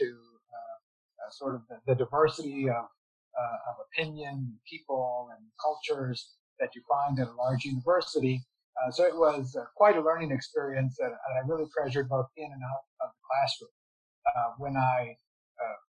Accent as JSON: {"language": "English", "town": "Harlingen", "region": "Texas", "country": "United States", "tie": "born or raised there", "also_born_or_lived": "New Haven / Houston", "said": "I grew up in South Texas in a town called Harlingen"}